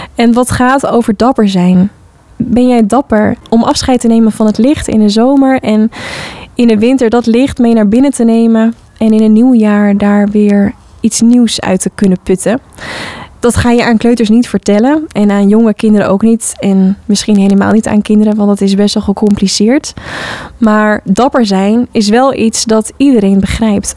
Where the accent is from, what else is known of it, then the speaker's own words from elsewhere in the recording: Hoorn, North Holland, Netherlands; Ik heb zelf op de vrije school gezeten als kind in Hoorn, de Parsifal. West-Friese Vrije School de Parsifal heette het altijd